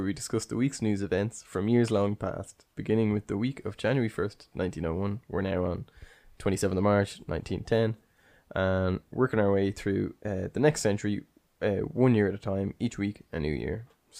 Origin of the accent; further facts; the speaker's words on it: Ireland; being Irish, we had to celebrate Paddy's Day for a whole week.